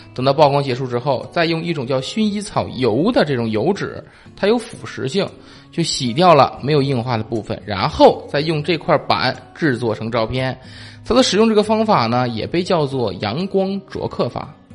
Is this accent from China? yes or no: yes; China; 看是我们中国人先发现的啊